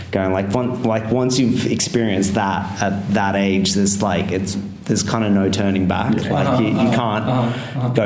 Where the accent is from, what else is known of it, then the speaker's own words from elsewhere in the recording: Sydney, New South Wales, Australia; moved away as an adult; now in London, United Kingdom; we're from Sydney, Australia, so I grew up surfing.